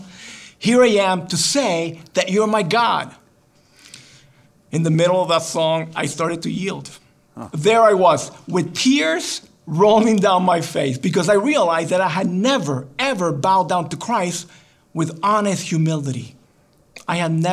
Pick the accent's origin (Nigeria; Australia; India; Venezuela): Venezuela; moved away as an adult; also born or lived in Los Angeles, California, United States / Guatemala / New York City, United States; now in United States; my family moved back to Guatemala and then later to Venezuela, which is where I grew up.